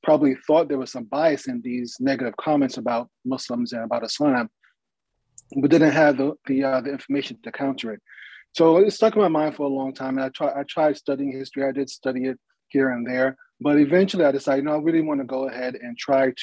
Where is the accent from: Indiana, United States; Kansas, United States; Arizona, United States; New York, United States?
New York, United States; New York City; moved away; I'm originally from New York City. My wife and I were both raised in New York City